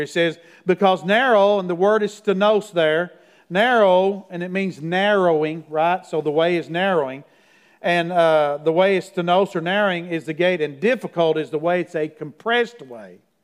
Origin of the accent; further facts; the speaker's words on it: Middlesboro, Kentucky, United States; Farrah Fawcett came to my hometown because Lee Majors is from my hometown, $6 million man, by the way. And when he was married to her, he brought her to Middlesboro, Kentucky one time